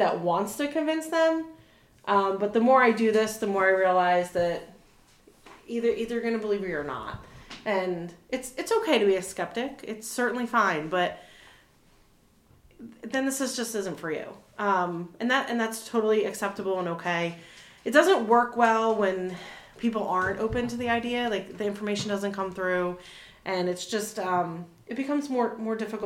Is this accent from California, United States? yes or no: no; New Jersey, United States; moved away as an adult; also born or lived in Philadelphia / Cincinnati; now in Newark, Delaware, United States; I'm actually from New Jersey.